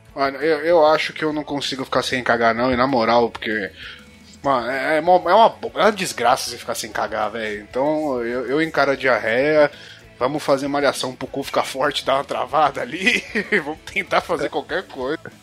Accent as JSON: {"language": "Portuguese", "region": "São Paulo", "country": "Brazil", "said": "eu sou de São Paulo"}